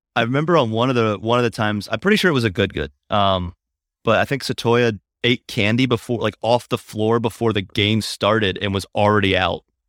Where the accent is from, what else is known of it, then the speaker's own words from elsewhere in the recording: Hagerstown, Maryland, United States; moved away; I'm in my hometown of Hagerstown, Maryland